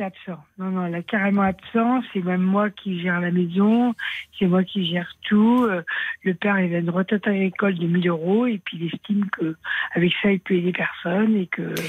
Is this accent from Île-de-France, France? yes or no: no; Aveyron, Occitania, France; je suis de l'Aveyron